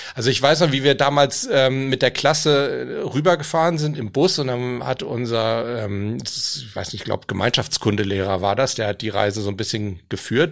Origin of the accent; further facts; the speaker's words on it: Hamburg, Germany; ich bin stolz, gebürtiger Hamburger zu sein